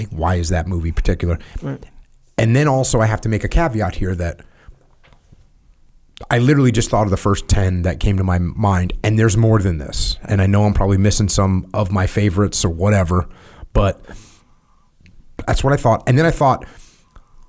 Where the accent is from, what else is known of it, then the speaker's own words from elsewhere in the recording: New England, United States; I'm from New England